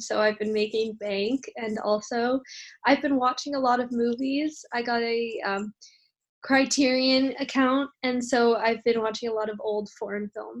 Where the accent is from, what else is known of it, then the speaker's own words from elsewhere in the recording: New York City, New York, United States; I am an upper. I'm from New York City.